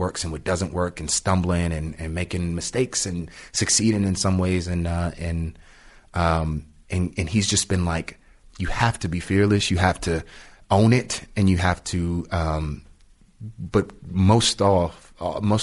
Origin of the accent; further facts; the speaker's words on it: Washington, District of Columbia, United States; I grew up in Washington, D.C., in Southeast Washington, D.C.